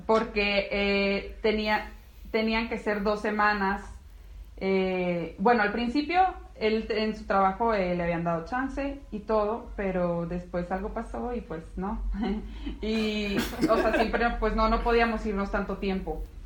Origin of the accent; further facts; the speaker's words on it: Navojoa, Sonora, Mexico; moved away as an adult; also born or lived in Guadalajara; now in León, Mexico; Yo soy de Sonora y él también